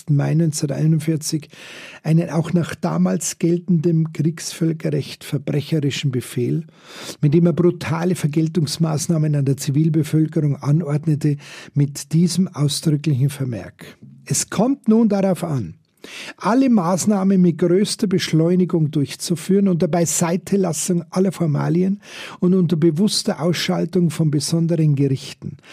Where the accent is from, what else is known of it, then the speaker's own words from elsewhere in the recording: Germany; wir überall als deutsche Touristen